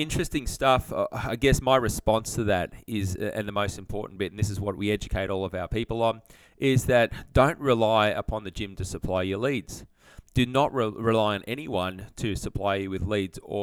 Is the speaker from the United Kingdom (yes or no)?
no; Sydney, New South Wales, Australia; moved away as an adult; also born or lived in Brisbane; I grew up near Parramatta out in Sydney